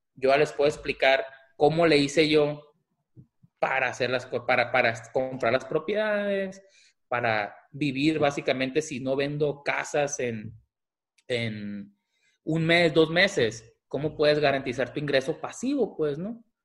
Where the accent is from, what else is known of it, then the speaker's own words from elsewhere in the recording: Mazatlán, Sinaloa, Mexico; now in Tucson, United States; soy originario de Mazatlán, Sinaloa, vivo en Tucson